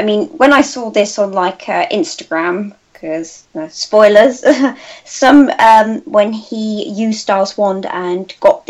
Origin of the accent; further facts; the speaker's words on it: United Kingdom; Okay, well, I'm from Britain. I'm 16.